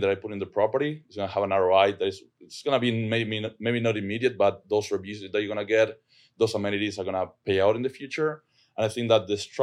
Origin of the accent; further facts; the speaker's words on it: Argentina; English is a second language; I'm from Argentina. That's where my accent is from.